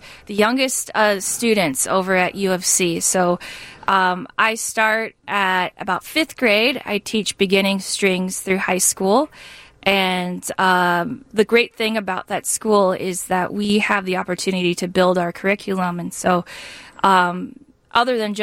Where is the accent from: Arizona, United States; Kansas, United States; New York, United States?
Arizona, United States; moved away as an adult; now in Chicago, United States; I was from Arizona, and I was coming here for grad school